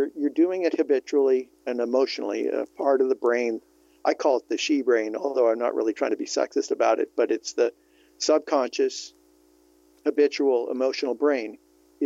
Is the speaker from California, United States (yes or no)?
yes; California, United States; also born or lived in Vermont; Born and raised in California